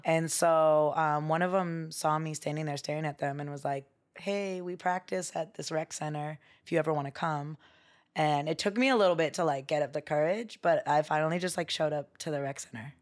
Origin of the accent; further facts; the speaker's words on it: Bay Area, California, United States; moved away as an adult; now in Los Angeles, United States; I grew up in the Bay Area.